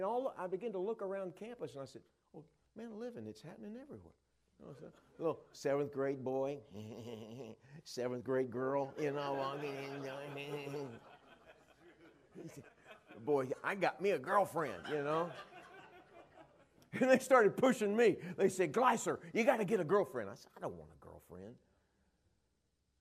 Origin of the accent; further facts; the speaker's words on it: Dallas, Texas, United States; Junior high, I grew up in the Dallas area